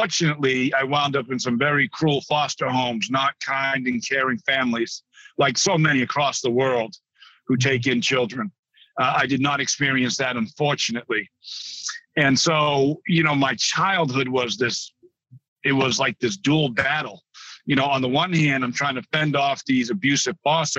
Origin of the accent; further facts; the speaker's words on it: New Bedford, Massachusetts, United States; I grew up in New Bedford, Massachusetts